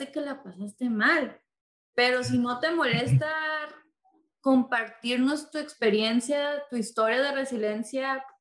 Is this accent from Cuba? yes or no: no; Mexico; yo soy de México